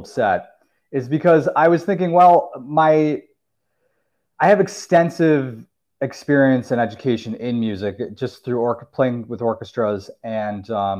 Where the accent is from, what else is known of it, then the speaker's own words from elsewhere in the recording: upstate New York, United States; In upstate New York, in the suburbs